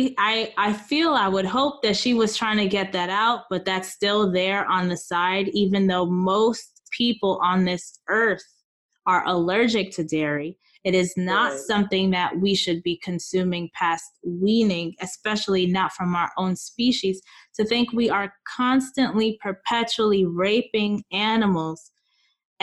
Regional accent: United States; we're American

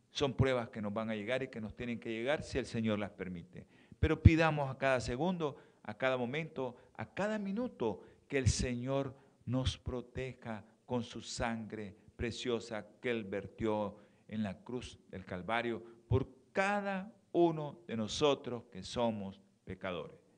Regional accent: Mexico; aquellos que somos que venimos de México para acá, no comamos mucha tortilla en estos tiempos

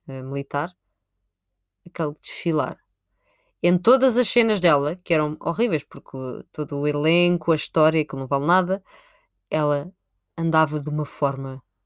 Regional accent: Sintra, Lisbon, Portugal; Eu sou de Sintra

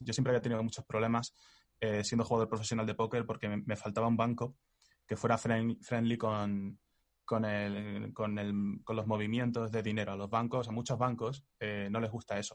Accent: Spain; los que somos españoles

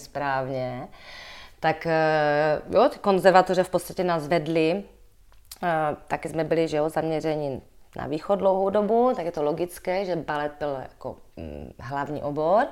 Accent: Moravia, Czechia; accent: Moravian; now in Prague, Czech Republic; být v Praze jako Moravák

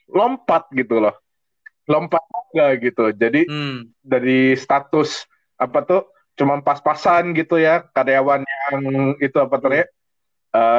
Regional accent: West Jakarta, Jakarta, Indonesia; gue dari Jakarta Barat tinggal di Taman Ratu

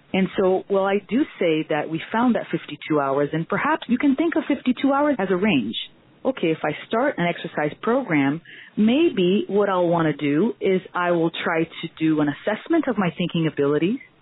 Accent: Brazil; moved away as an adult; now in Miami, United States; I'm actually from Brazil, and that's where I pursued my physical therapy degree.

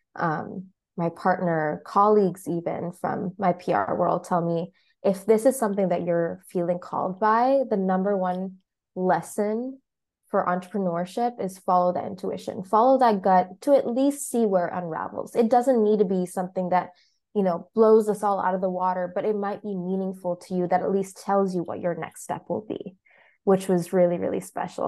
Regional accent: Mombasa, Mombasa County, Kenya; now in Chicago, United States; I'm based currently in Chicago, as well as in my hometown of Mombasa in Kenya.

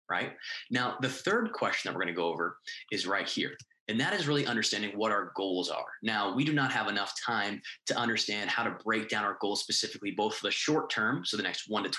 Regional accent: New England, United States; moved away as an adult; now in Miami, United States; I'm from New England. We had moved down to Miami, Florida

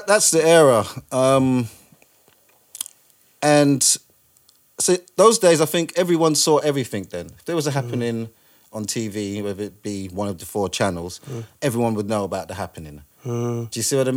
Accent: London, United Kingdom; also born or lived in Trinidad; growing up in London

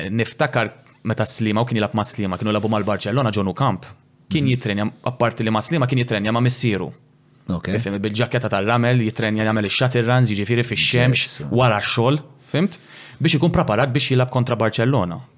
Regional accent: Malta; dejjem xtaqt inkun l-aħjar fost f'pajjiżi, jien dejjem xtaqt nagħmel isem lil pajjiżi.

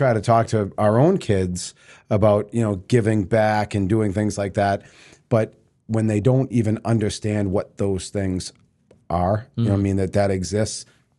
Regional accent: North Andover, Massachusetts, United States; What's funny is I grew up in North Andover.

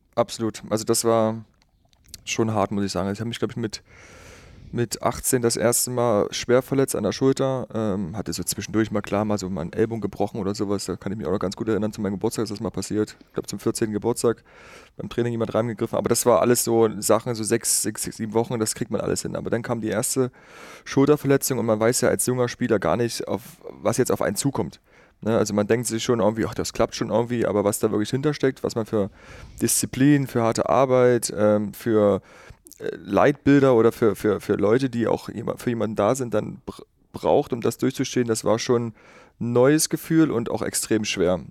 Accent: Schönebeck, Saxony-Anhalt, Germany; also born or lived in Magdeburg; ich bin gebürtig aus Schönebeck, äh, bin ungefähr 15 Kilometer von Schönebeck auf einem ganz kleinen Kuhdorf groß geworden. Wergleitz hieß

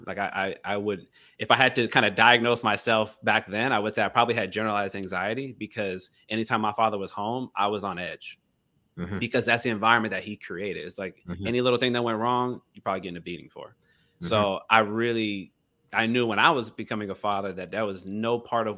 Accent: Gainesville, United States; I'm from Gainesville.

